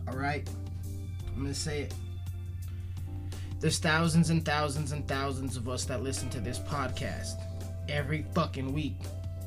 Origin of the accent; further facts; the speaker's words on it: Colorado, United States; I'm from Colorado, y'all. Plus, I'm fucking Hispanic. And I'm from a very small town.